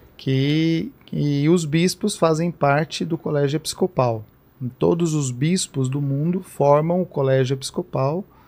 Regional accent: Franca, São Paulo, Brazil; now in Piracicaba, Brazil; sou natural de Franca.

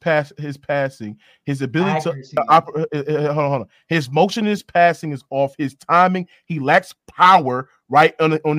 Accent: Baton Rouge, Louisiana, United States; now in Jacksonville, United States; I'm from Baton Rouge.

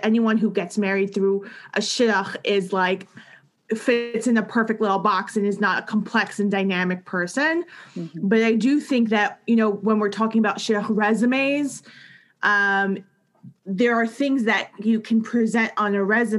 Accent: New York City, New York, United States; I grew up in Queens, New York

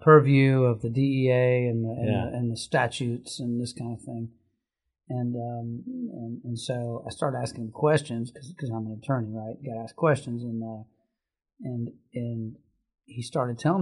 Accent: Lexington, Kentucky, United States; I grew up in Lexington, not too far from here where we sit

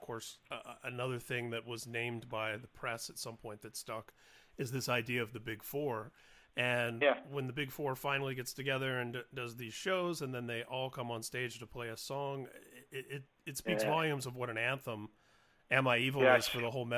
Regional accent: Indianapolis, Indiana, United States; As a teenager growing up in Indianapolis, Indiana, in the late 80s and early 90s

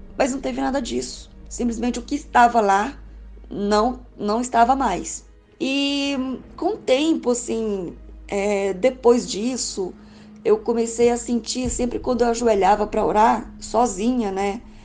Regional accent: Goiânia, Goiás, Brazil; sou de Goiânia, Goiás

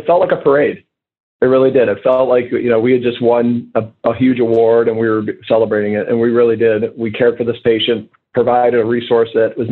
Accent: United States; as an American

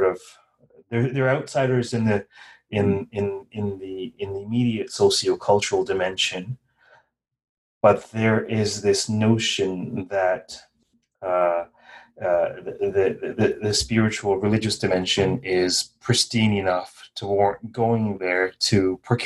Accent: Guyana; I was born in Guyana. My ancestors were from North India

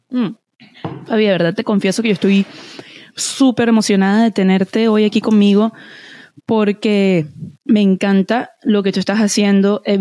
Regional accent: Spain; hoy me está acompañando una dura directamente de mi tierra querida España

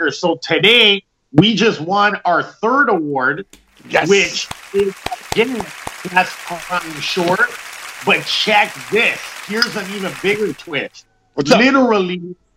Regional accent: Canada; you guys are American, but I'm Canadian.

